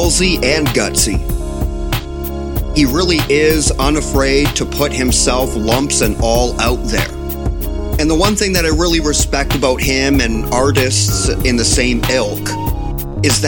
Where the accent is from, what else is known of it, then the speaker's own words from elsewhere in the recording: Windsor, Ontario, Canada; being a proud and lifelong resident of Windsor, Ontario